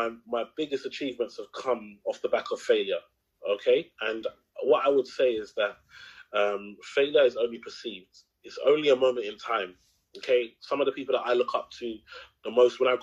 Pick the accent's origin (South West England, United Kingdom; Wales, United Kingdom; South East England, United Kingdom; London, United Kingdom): London, United Kingdom; I grew up in Tower Hamlets, if anyone knows Tower Hamlets in Canary Wharf. I mean, in East London